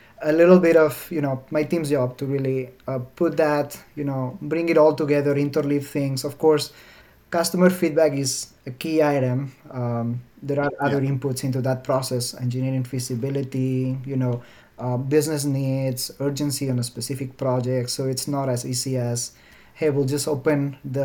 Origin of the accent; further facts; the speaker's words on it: Alicante, Valencian Community, Spain; English is a second language; moved away as an adult; now in Seattle, United States; My hometown is called Alicante